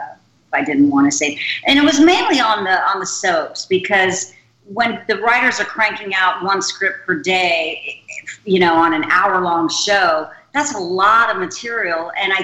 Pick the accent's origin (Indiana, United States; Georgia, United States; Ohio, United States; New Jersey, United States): Georgia, United States; also born or lived in Florida / England; Well, Georgia mainly, but my dad was in the Air Force, so he was stationed down in the Florida Panhandle for a few years. And then we were stationed in England for a couple of years. And then I guess when we moved back to Georgia